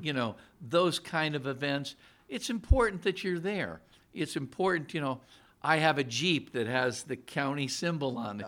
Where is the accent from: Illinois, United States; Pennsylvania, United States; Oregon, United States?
Pennsylvania, United States; Scranton; now in Allentown, United States; I'm originally from Scranton